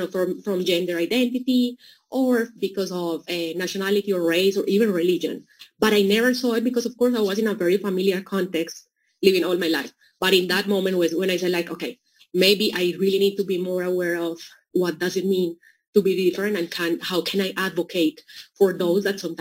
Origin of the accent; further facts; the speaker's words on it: Colombia; moved away; also born or lived in Mozambique; I grew up in Colombia, so it was always surrounded by Latin Americans